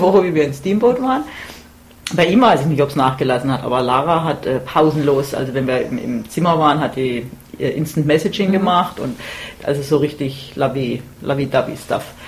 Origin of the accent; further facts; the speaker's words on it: Germany; now in Baltimore, United States; von meinem Heimatort in Deutschland bin ich ziemlich schon an der italienischen Grenze